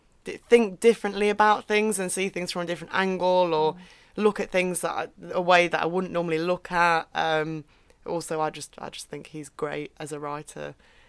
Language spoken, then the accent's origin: English; Derbyshire, East Midlands, United Kingdom; I'm from Derbyshire. Mm-hmm. So the Midlands. Mm-hmm. So not north, not south, right smack bang in the middle of the UK.